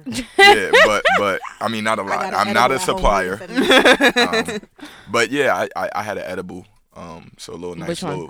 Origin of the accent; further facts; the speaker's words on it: New York City, New York, United States; I'm from the Bronx, man. High Bridge.